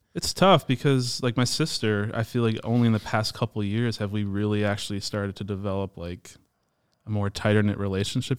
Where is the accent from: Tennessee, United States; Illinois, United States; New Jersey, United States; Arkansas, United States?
Illinois, United States; Palatine; also born or lived in Hoffman Estates / West Dundee; so I'm local. We, we grew up in Palatine our whole lives.